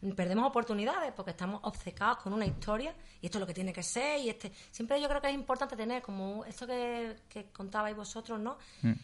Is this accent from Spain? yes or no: yes; Seville, Andalusia, Spain; yo también he nacido aquí me gusta vivir aquí